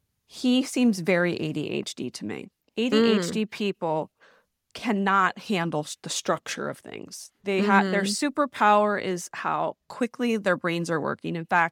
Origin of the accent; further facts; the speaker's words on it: United States; I'm going to make it work because I'm an American woman, which we can relate to.